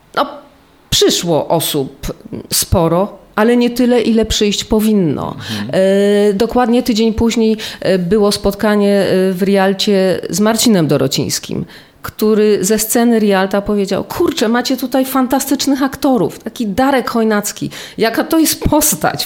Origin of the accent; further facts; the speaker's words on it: Silesian Voivodeship, Poland; ja jestem stąd. Mój dziadek był powstańcem śląskim